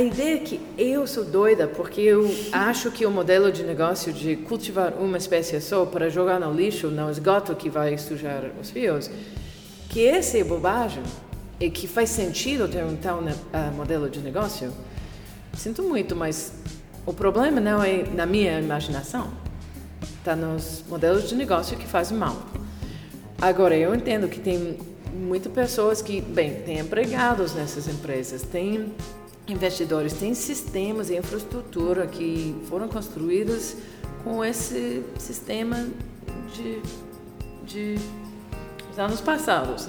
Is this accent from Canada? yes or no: yes; Canada; Portuguese is a second language; sou canadense, consultora, autora, baseada em Montreal.